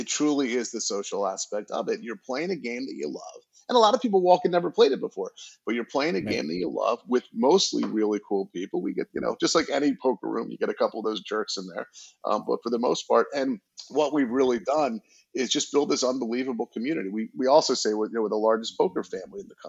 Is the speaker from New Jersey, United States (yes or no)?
yes; New Jersey, United States; moved away; I'm from Jersey originally